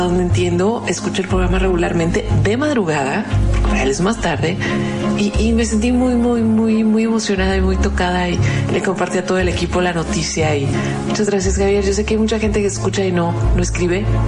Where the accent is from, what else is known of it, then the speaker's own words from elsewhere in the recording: Mexicali, Baja California, Mexico; Yo soy muy norteña, llamo mi Mexicali, llamo mi Baja